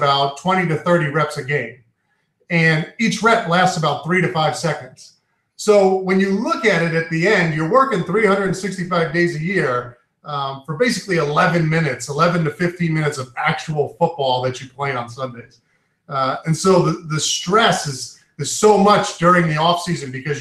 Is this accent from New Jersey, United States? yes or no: no; New York, United States; also born or lived in Maine; now in Central Maine, United States; I'm from New York originally. My family's from New York.